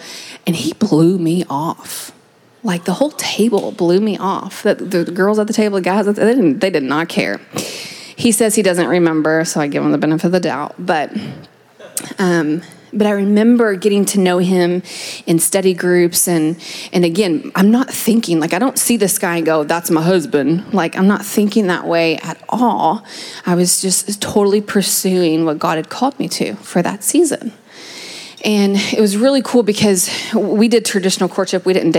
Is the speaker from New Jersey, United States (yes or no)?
no; Kentucky, United States; moved away as an adult; Yeah, so I moved out here from Kentucky 7 years ago to get my theology degree